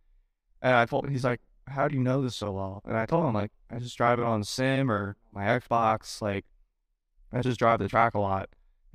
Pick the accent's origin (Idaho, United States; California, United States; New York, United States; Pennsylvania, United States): Pennsylvania, United States; Northeastern; I'm from Northeastern Pennsylvania